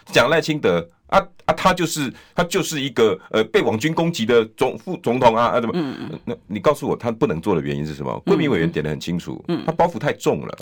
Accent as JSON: {"language": "Chinese", "country": "Taiwan"}